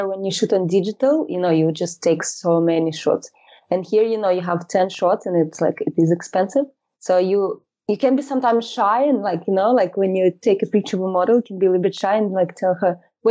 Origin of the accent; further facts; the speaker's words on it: Moscow, Russia; moved away as an adult; now in London, United Kingdom; I live in London for about 12 years now. And originally, I'm from Russia, from Moscow.